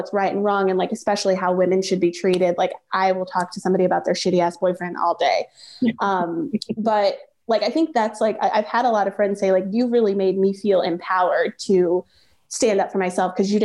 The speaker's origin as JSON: {"language": "English", "town": "Chicago", "region": "Illinois", "country": "United States", "tie": "born or raised there", "said": "I grew up in Hyde Park"}